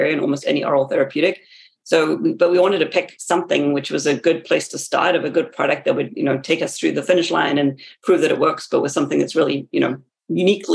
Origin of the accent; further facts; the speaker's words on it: South Africa; moved away as an adult; also born or lived in West Virginia, United States / Massachusetts, United States; now in United States; I grew up in South Africa, and so I did my bachelor's degree there. And then I came to America for graduate school.